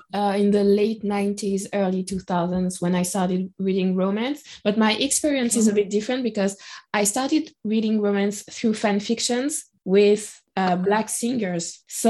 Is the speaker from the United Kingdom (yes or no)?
no; Guadeloupe; moved away; when I grew up in Guadeloupe